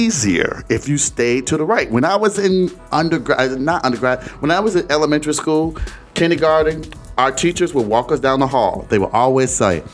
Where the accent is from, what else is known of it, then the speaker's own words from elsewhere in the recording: Detroit, Michigan, United States; I remember growing up in Detroit